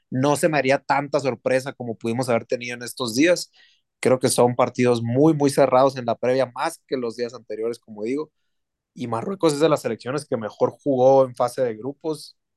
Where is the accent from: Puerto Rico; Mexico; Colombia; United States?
Mexico